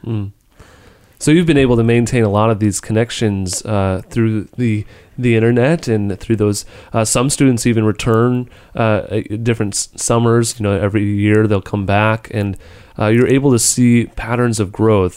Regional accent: United States; as an American

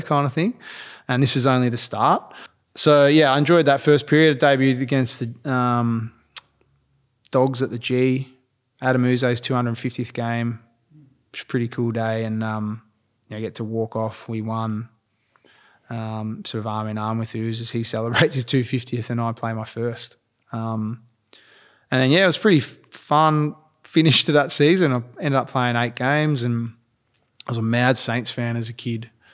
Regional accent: Mount Eliza, Victoria, Australia; grew up Mount Eliza, sort of Mornington area

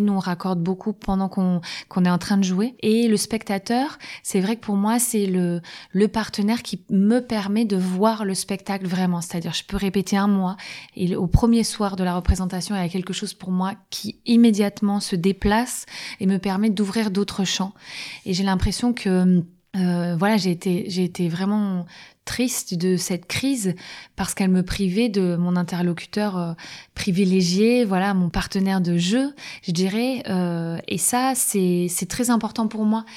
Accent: France

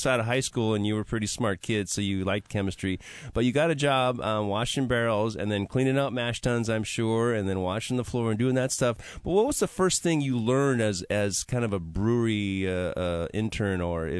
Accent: Milwaukee, Wisconsin, United States; I'm from Milwaukee, Wisconsin

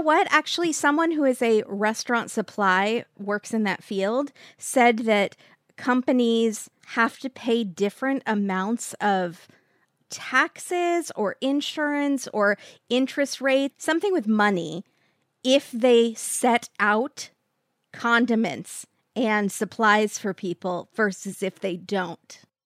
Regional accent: Mission Viejo, California, United States; I grew up in Mission Viejo

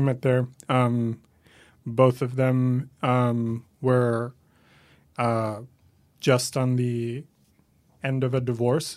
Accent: Caracas, Capital District, Venezuela; moved away as an adult; now in New York, United States; I'm from Venezuela, originally born and raised there

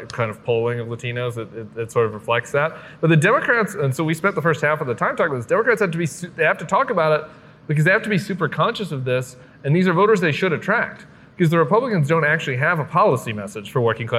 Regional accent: Colorado, United States; moved away; It's my home state

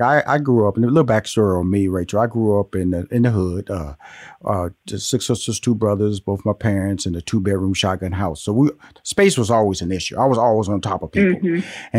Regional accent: Houston, Texas, United States; So I was born in Houston, Texas, went to high school, went to college there, got married in Houston, Texas. So Texas is my birth state and my lifestyle state.

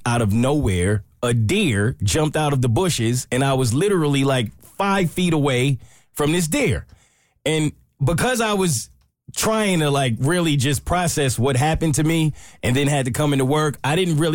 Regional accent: New York, United States; moved away; I'm from New York. We don't just have deers run up on us.

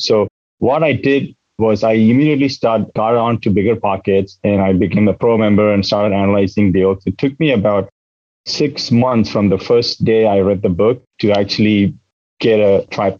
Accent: South India, India; moved away as an adult; now in Huntington Beach, United States; So I'm an immigrant from South India. I came here in 2008 to do my engineering.

